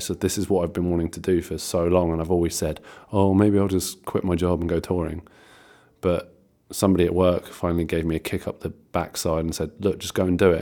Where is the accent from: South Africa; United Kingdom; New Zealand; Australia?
United Kingdom; Ventnor, South East England; in Ventnor, um, which is my hometown